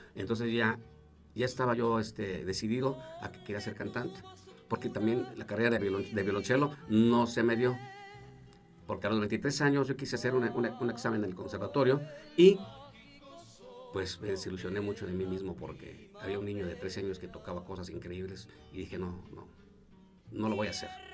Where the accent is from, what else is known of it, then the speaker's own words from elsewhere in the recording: Salamanca, Guanajuato, Mexico; moved away as an adult; also born or lived in Mexico City, Mexico; yo me fui de aquí de, de Salamanca, a los 23 años.